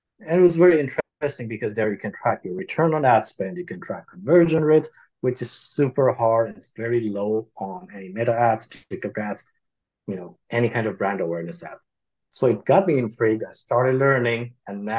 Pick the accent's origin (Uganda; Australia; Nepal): Nepal; moved away as an adult; also born or lived in Louisiana, United States; now in United States; So I grew up in Nepal. I came to the United States to study.